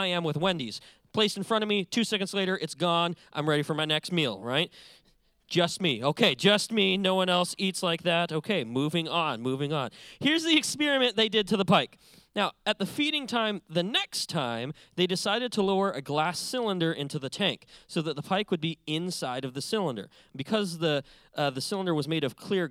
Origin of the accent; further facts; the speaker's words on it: Montana, United States; moved away as an adult; now in California, United States; I was born and raised in a big but empty state called Montana. That's where I'm from.